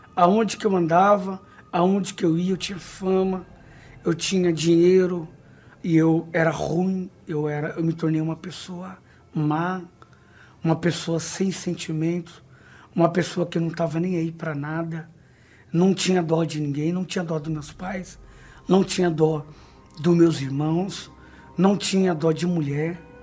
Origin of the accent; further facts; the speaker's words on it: Brazil; Nasci numa comunidade na Zona Leste